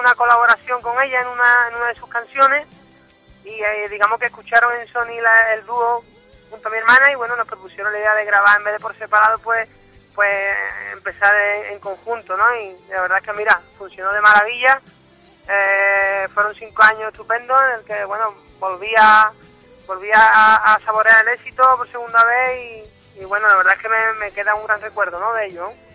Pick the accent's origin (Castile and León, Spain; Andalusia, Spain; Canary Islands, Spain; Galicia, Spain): Andalusia, Spain; Cádiz; el carnaval lo, lo he de pequeñito, desde mi ciudad, en Cádiz